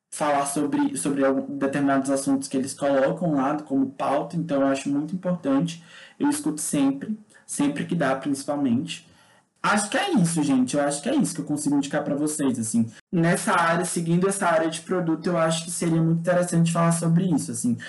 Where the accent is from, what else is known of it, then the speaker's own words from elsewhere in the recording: Maranhão, Brazil; also born or lived in Brasília / São Luís; Sou nordestino, né? Sou maranhense.